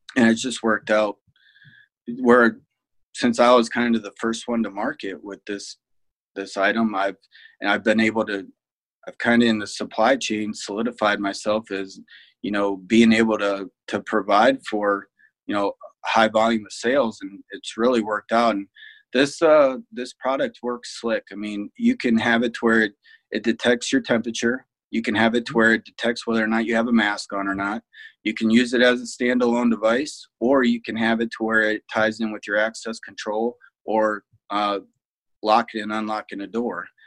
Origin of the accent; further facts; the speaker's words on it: Fremont, Ohio, United States; also born or lived in Toledo, Ohio; so I'm from Fremont, Ohio. Went to uh, Fremont St. Joe. Uh, graduated in '99